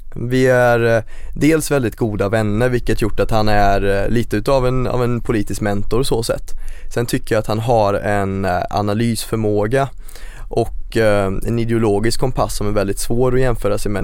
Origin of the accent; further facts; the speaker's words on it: Greby, between Skövde and Töreboda, Västergötland, Västra Götaland, Sweden; now in Gothenburg, Sweden; Växte upp mitt ute i ingenstans och det vore en, en överdrift att kalla det ett samhälle. Det var mer ett geografiskt område som råkade innefatta ett par hus och det heter Greby